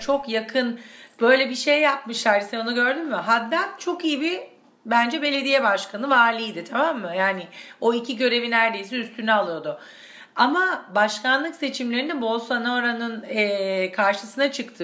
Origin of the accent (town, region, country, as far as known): Turkey; moved away as an adult; also born or lived in Argentina; now in Cologne, Germany